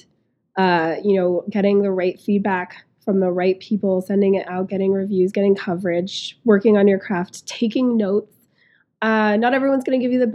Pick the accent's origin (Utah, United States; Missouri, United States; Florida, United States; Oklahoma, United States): Utah, United States; I'm from Utah, so I love Salt Lake City, SLC Punk